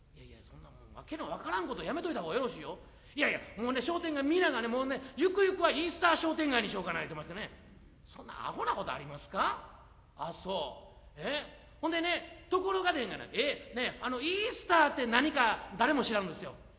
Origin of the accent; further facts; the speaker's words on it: Osaka, Japan; 大阪で育ってですね